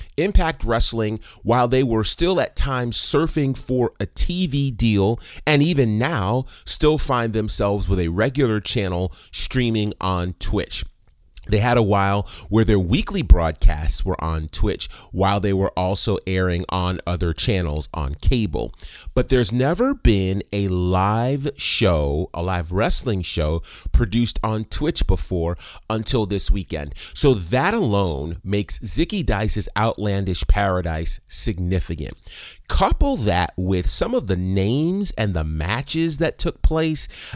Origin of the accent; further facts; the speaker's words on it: New York, United States; now in Atlanta, United States; I grew up in New York